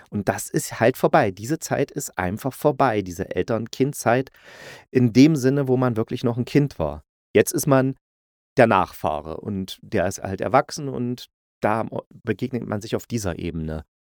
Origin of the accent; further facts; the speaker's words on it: East Germany, Germany; weil ich bin bin in Ostdeutschland groß geworden, sogar noch in der DDR, ja, ich bin schon echt alt